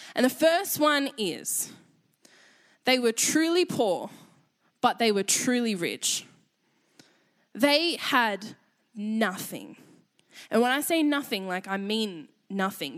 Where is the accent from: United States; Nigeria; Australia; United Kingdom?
Australia; accent: Aussie; I realized how Aussie my voice is